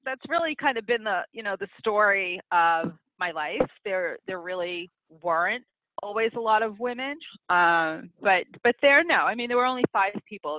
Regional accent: New York City, New York, United States; also born or lived in Long Island; I grew up in Queens

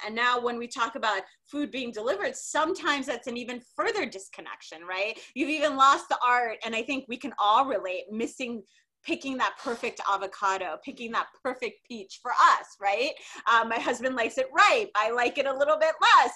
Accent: Minnesota, United States; I grew up in Minnesota

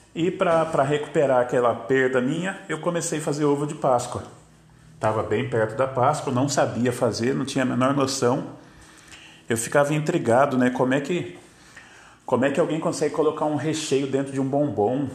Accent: São José dos Campos, São Paulo, Brazil; eu sou de São José dos Campos, São Paulo

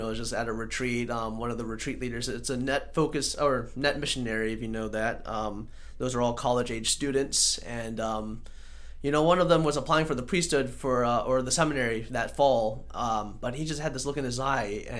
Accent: Charlotte, North Carolina, United States; also born or lived in Mint Hill; I'm born right in Charlotte

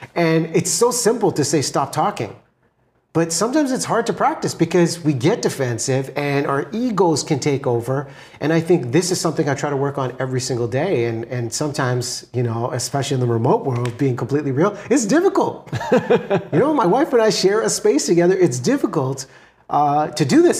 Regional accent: Vancouver, British Columbia, Canada; I'm from Vancouver, B C, in Canada

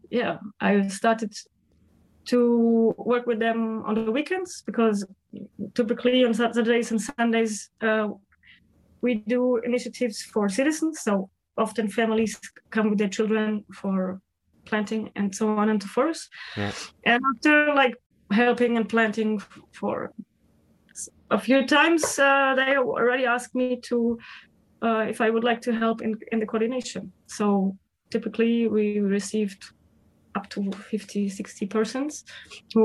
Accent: Germany; now in Portugal; I'm originally from Germany

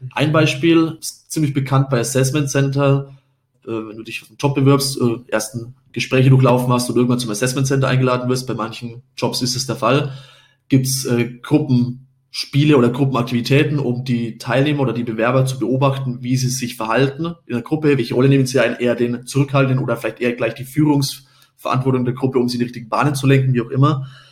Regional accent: Upper Franconia, Bavaria, Germany; now in Munich, Germany; in meiner Heimat, nicht in München ist, sondern ich komme aus der Region Oberfranken

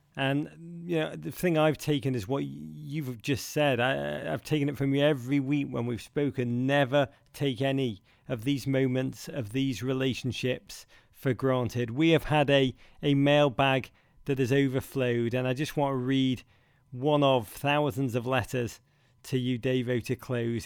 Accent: Liverpool, North West England, United Kingdom; where I grew up in Liverpool

